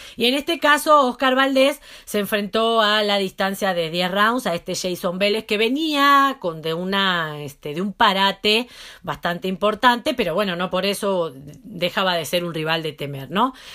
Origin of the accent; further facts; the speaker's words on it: Mexico; como buena mexicana que me siento